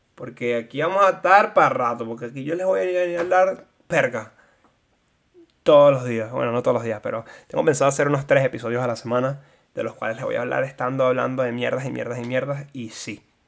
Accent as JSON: {"language": "Spanish", "town": "Maracay", "region": "Aragua", "country": "Venezuela", "tie": "born or raised there", "also_born_or_lived": "La Guaira, Venezuela", "moved": "as an adult", "lives_now": "Houston, United States", "said": "soy de La Guaira, me mudé a Maracay porque era donde vivía hasta mis 18 años. Me mudé a Maracay a los dos años después de la tragedia de Vargas"}